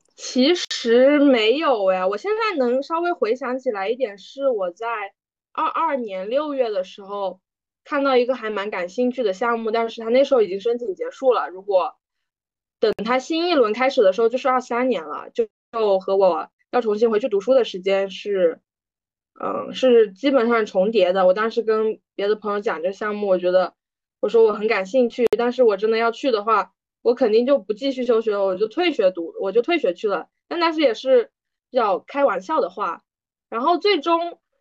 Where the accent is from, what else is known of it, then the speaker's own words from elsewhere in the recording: China; 作为大陆人